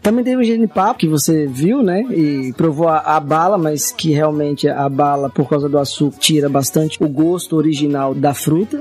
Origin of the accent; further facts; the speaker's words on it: Minas Gerais, Brazil; now in Aracaju, Brazil; apesar de não ser sergipano, eu sou mineiro, mas moro aqui há 24 anos